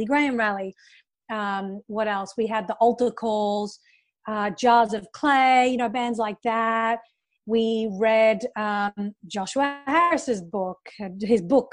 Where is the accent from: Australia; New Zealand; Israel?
Australia; moved away as an adult; also born or lived in United Kingdom; now in Los Angeles, United States; I was growing up in Australia